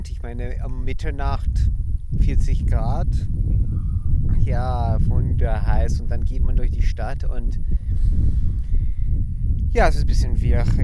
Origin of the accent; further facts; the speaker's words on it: Utah, United States; born there; In Utah, wo ich geboren bin